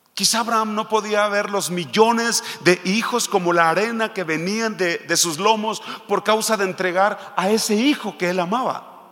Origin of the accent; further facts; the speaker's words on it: Michoacán, Mexico; Nosotros somos de Michoacán